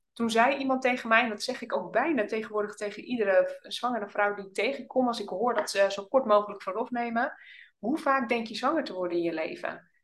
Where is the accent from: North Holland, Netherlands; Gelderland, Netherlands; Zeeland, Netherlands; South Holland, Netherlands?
North Holland, Netherlands; Oudorp; moved away as an adult; now in Drenthe, Netherlands; we zijn allebei opgegroeid in het Noord-Hollandse. In een klein dorpje